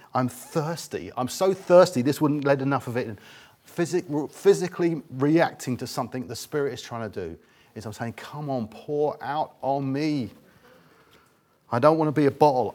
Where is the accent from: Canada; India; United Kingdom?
United Kingdom; England; we're English